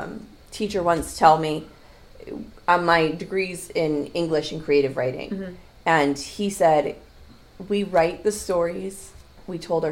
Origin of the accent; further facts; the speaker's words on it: upstate New York, United States; also born or lived in Texas; now in Calvert County, United States; I live in Calvert County. We moved there from Texas, and I grew up in the woods. Like, I grew up in the woods of upstate New York.